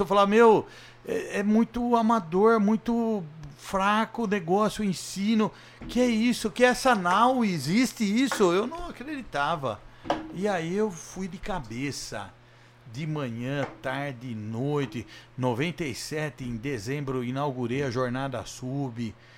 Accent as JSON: {"language": "Portuguese", "town": "Jundiaí", "region": "São Paulo", "country": "Brazil", "said": "eu sou de Jundiaí"}